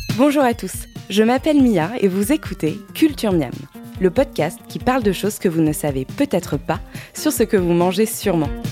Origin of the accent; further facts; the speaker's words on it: France; chez nous, en France